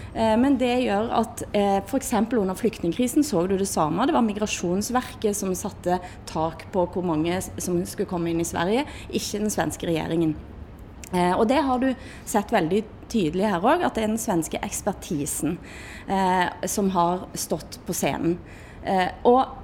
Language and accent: Norwegian; Erfjord, Rogaland, Norway; Jeg kjenner meg mer som norsk, og jeg kjenner meg mer som vestlending. Til og med som Erfjordbu.